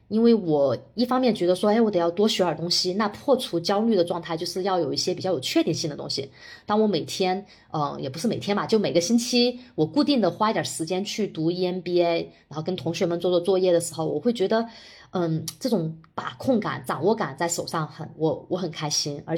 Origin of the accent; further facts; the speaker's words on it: China; 我我作为一个在国内土生土长的人